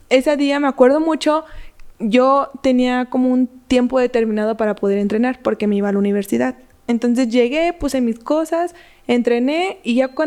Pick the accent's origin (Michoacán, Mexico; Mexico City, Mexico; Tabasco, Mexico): Michoacán, Mexico; Soy de Michoacán, entonces.